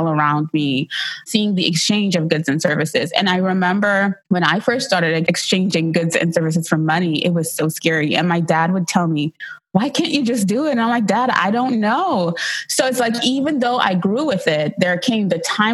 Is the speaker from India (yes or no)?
no; Trinidad & Tobago; as a really young kid growing up, I would be sitting at her feet and she had like a little market and she would provide food and goods for the villagers because I was born in Trinidad and Tobago